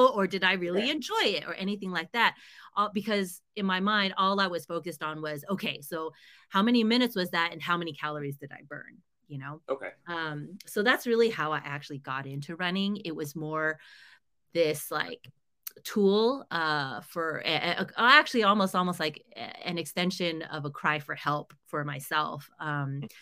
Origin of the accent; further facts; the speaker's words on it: United States; I struggled a lot as an Asian American